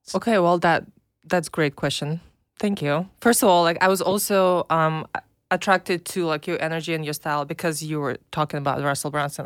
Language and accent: English; Minsk, Belarus; English is a second language; now in United States; I'm from Belarus. Uh, it's a tiny little country next to Russia.